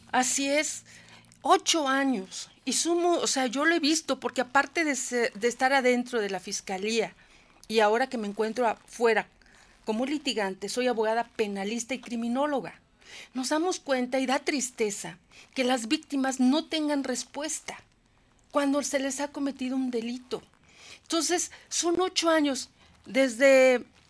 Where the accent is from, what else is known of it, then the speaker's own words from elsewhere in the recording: Puebla, Mexico; soy ciudadana poblana, Aquí vive mi familia